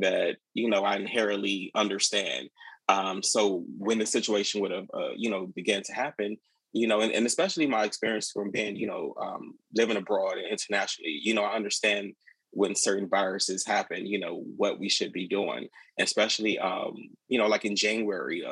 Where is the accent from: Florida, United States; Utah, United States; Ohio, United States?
Florida, United States; Miami; moved away as an adult; now in Prince George's County, Maryland, United States; I grew up in Miami, Florida